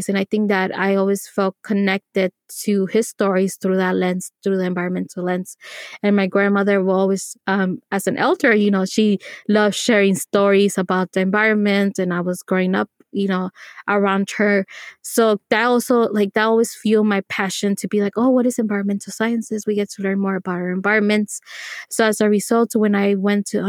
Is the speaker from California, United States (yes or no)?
yes; Los Angeles, California, United States; I was born in Los Angeles